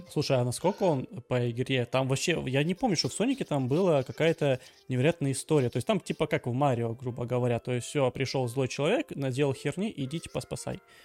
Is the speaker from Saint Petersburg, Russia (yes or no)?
no; Krasnodar Krai, Russia; я с Кубани, я более-менее понимаю украинский